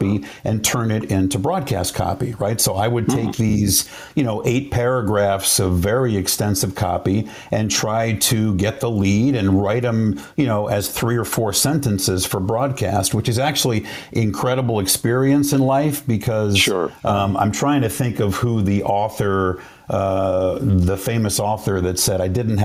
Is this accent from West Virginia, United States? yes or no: no; Franklin Lakes, New Jersey, United States; also born or lived in South Orange, New Jersey; I grew up in South Orange until I was about nine, and then moved to Franklin Lakes.